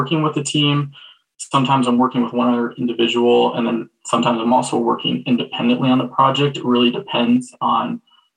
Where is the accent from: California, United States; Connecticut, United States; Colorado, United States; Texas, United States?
Colorado, United States; I was born and raised in Colorado